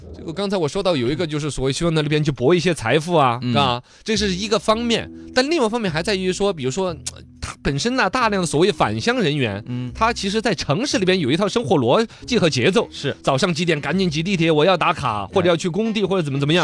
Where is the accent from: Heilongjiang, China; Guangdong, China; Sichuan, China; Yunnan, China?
Sichuan, China; 我们四川这边